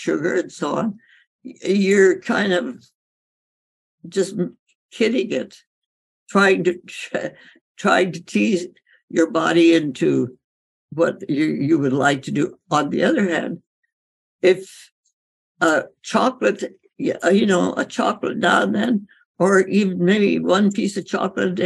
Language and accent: English; India; growing up in India